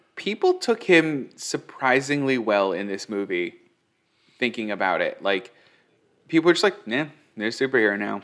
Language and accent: English; Newville, Midwest, United States; moved away; also born or lived in Los Angeles; I was a kid in a small town. I was born in Newville.